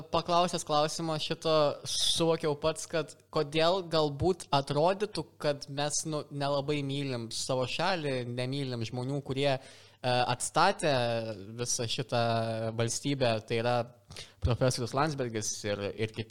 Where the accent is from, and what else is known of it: Lithuania